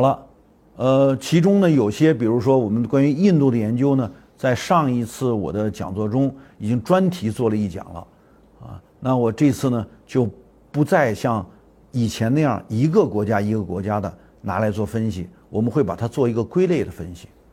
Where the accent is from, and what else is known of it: China